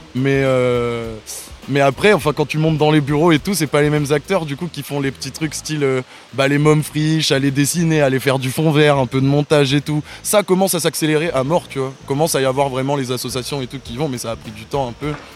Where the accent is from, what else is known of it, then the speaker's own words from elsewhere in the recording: Cergy, Île-de-France, France; now in Marseille, France; je viens de sergy Pontoise dans le 95